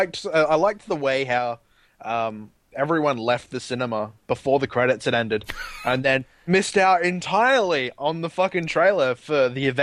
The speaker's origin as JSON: {"language": "English", "country": "Australia", "accent": "Australian", "said": "Australian, goddammit!"}